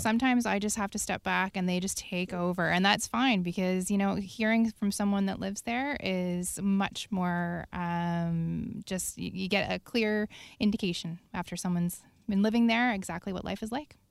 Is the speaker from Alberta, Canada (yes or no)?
no; Prince Edward Island, Canada; now in Victoria, Canada; I'm from Prince Edward Island on the East Coast